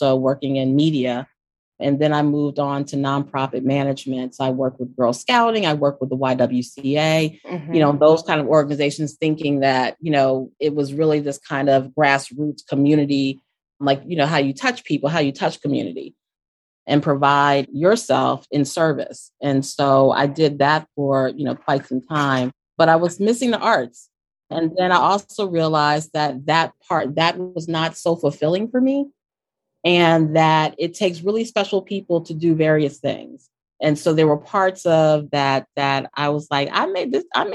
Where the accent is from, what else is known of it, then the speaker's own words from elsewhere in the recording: Wilmington, Delaware, United States; I'm from Wilmington, Delaware